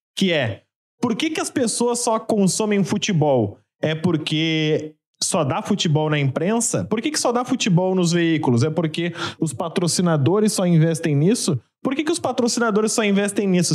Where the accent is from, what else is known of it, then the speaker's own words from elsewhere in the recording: Porto Alegre, Rio Grande do Sul, Brazil; eu sou de Porto Alegre, mas meu pai era mineiro